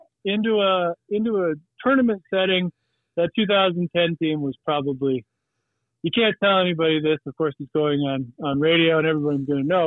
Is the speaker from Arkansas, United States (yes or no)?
no; Whitewood, South Dakota, United States; I grew up in Whitewood